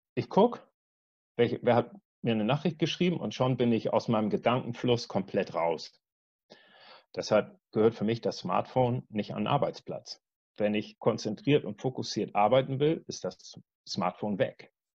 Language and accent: German; Wedel, Schleswig-Holstein, Germany; ich komme aus Wedel, das ist ein kleiner Ort bei Hamburg